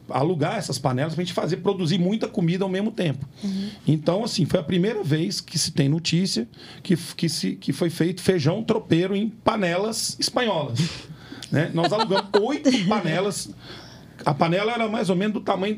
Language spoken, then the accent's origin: Portuguese; Minas Gerais, Brazil; Nós somos mineiros, comemos feijão tropeiro